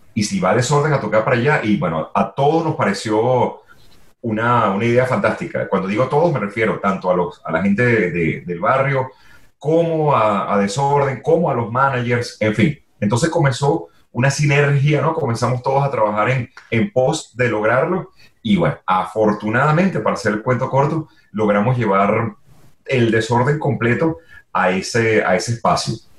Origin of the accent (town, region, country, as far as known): Venezuela